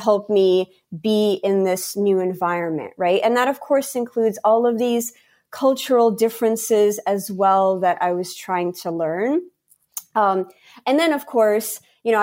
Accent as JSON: {"language": "English", "country": "United States", "tie": "born or raised there", "also_born_or_lived": "St. Petersburg, Russia / Riga, Latvia", "said": "I grew up in Latvia until the age of 7, almost 8 years old, when I came to America with my parents"}